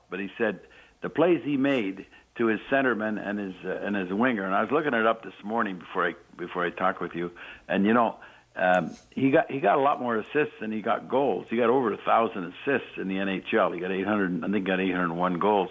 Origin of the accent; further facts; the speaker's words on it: Montreal, Quebec, Canada; being a youngster growing up in Montreal